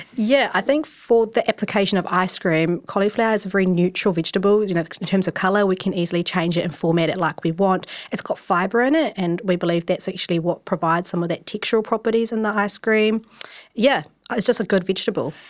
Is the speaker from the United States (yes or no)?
no; Wellington, New Zealand; I'm from Wellington, and I grew up you know, typical Asian child, grew up in my pa-, dad's takeaway